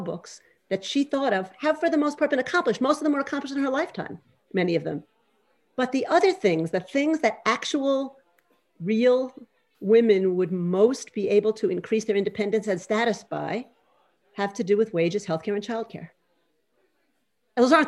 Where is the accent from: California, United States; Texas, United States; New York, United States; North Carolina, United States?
New York, United States; I grew up in New York at the sort of end of the anti-Vietnam War movement